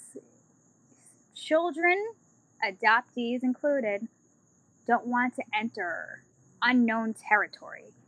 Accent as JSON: {"language": "English", "town": "Baton Rouge", "region": "Louisiana", "country": "United States", "tie": "born or raised there", "said": "I was born in Baton Rouge, Louisiana"}